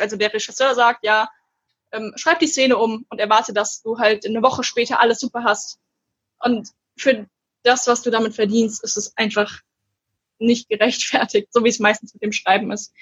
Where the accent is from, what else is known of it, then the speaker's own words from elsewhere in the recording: Gernsheim, Hesse, Germany; moved away; also born or lived in Frankfurt; Gernsheimer Autorin, also der Ort wird viel nicht sagen, aber da komme ich her